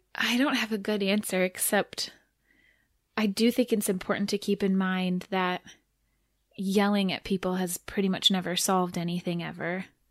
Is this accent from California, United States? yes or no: yes; Irvine, California, United States; also born or lived in San Diego, California; when I was nine, I think was when we moved from San Diego to Irvine.